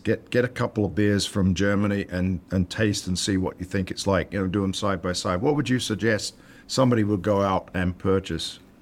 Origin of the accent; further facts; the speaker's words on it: United Kingdom; now in United States; back to the old country